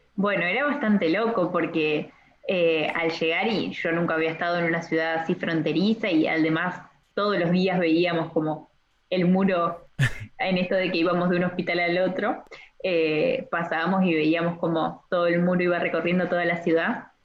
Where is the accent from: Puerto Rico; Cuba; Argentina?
Argentina; also born or lived in Paraná, Entre Ríos; yo soy de Argentina, tengo 23 años